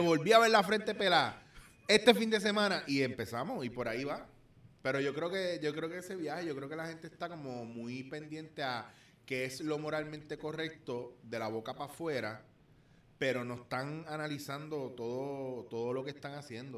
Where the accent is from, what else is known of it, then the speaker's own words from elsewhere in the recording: Puerto Rico; como boricua